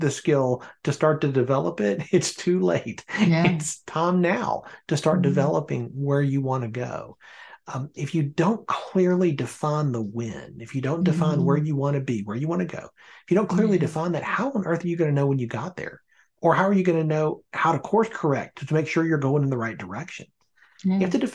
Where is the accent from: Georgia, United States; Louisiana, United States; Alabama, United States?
Alabama, United States; Birmingham; moved away as an adult; now in Northern Virginia, United States; I was born and raised in Birmingham